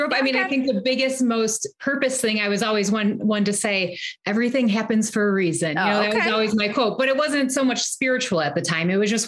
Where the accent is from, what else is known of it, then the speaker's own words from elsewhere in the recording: about 30 miles north of Detroit, east side of Michigan, United States; moved away as an adult; now in Chicago, United States; I grew up actually on the east side of Michigan, just about 30 miles north of Detroit.